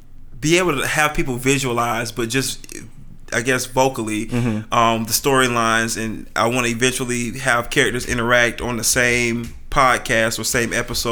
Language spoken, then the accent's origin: English; Fayetteville, United States; the neighborhood I grew up in Fayetteville is called Tiffany Pines